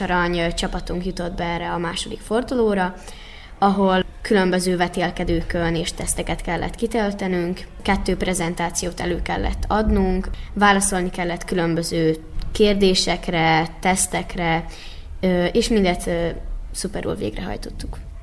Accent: Vojvodina, Serbia; mi voltunk az egyetlen vajdasági csapat, és erre nagyon büszkék vagyunk a vajdasági magyarságunkra

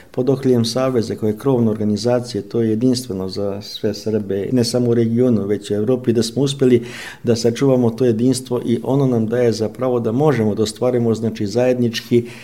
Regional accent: Romania; mi dobro kao Srbi iz Rumunije

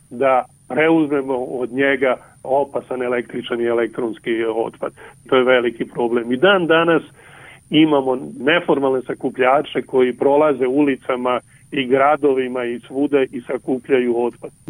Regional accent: Serbia; kod nas u Srbiji.

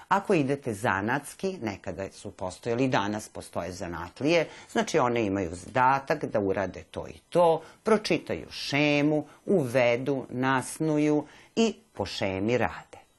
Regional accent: Serbia; kod nas u Srbiji nema još toga.

